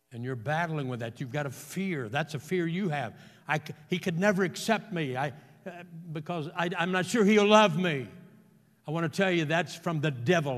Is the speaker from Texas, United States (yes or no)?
yes; Houston, Texas, United States; he and I grew up together in Houston